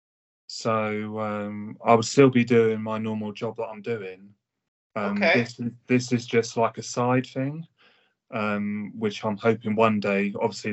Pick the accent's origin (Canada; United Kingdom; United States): United Kingdom; Hampshire, South East England; I'm from the UK. Hampshire.